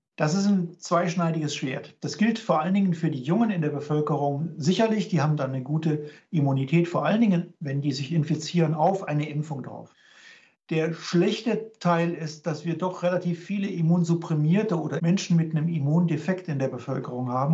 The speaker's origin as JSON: {"language": "German", "town": "Cologne", "region": "North Rhine-Westphalia", "country": "Germany", "moved": "yes", "lives_now": "Regensburg, Germany", "said": "als Kölner"}